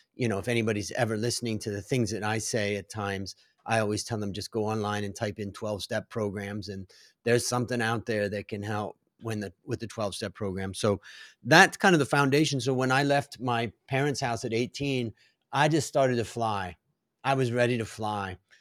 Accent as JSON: {"language": "English", "town": "Cleveland", "region": "Ohio", "country": "United States", "tie": "born or raised there", "moved": "yes", "lives_now": "Bangkok, Thailand", "said": "I grew up in Cleveland, Ohio"}